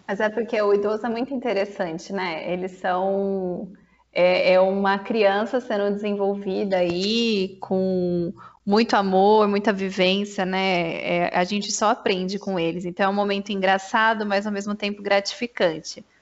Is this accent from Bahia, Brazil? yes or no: no; Santa Bárbara d'Oeste, São Paulo, Brazil; eu sou de Santa Bárbara do Oeste